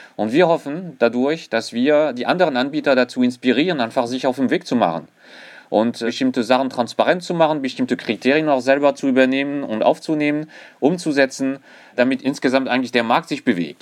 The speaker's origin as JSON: {"language": "German", "country": "France", "tie": "born or raised there", "accent": "French", "second_language": "German", "moved": "as an adult", "lives_now": "Germany", "said": "ich bin äh, tatsächlich gebürtiger Franzose, allerdings schon seit über 20 Jahren in Deutschland"}